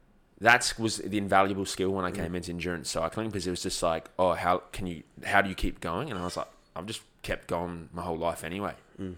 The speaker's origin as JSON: {"language": "English", "country": "Australia", "tie": "born or raised there", "said": "I'm born in Australia, yeah."}